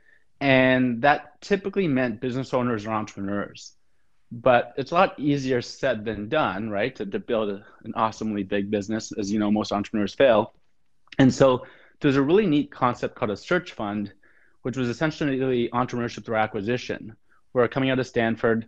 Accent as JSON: {"language": "English", "town": "Ottawa", "region": "Ontario", "country": "Canada", "tie": "born or raised there", "said": "I grew up in Ottawa, Canada."}